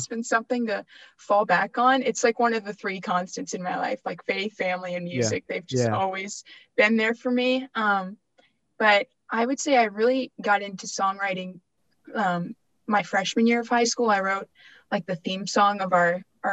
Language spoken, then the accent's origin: English; Dayton, Ohio, United States; I grew up in Dayton.